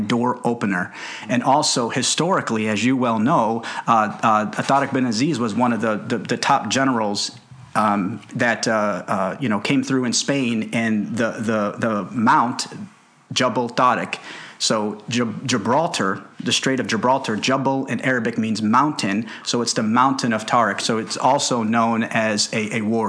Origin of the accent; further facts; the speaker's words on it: Karachi, Sindh, Pakistan; moved away; I was born in Karachi, Pakistan